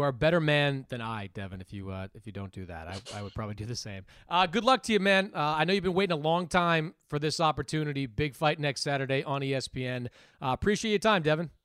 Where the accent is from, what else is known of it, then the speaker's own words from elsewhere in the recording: Quincy, Massachusetts, United States; there's also the original Dunkin' Donuts in my hometown